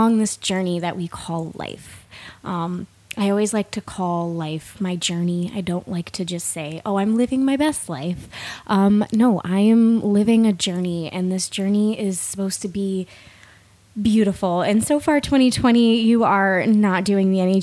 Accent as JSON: {"language": "English", "region": "East Coast", "country": "United States", "moved": "as an adult", "lives_now": "Washington, United States", "said": "I live in the state of Washington. I'm originally from the East Coast"}